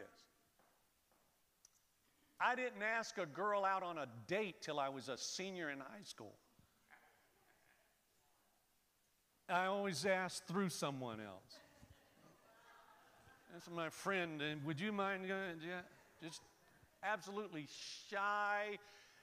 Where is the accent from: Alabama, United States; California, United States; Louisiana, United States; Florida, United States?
Florida, United States; I'm born and raised in Florida.